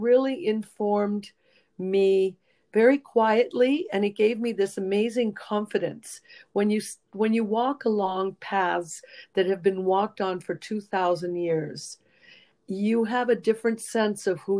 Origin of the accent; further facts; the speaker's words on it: Rome, Lazio, Italy; moved away as an adult; also born or lived in San Francisco; now in United States; I was born and raised in Rome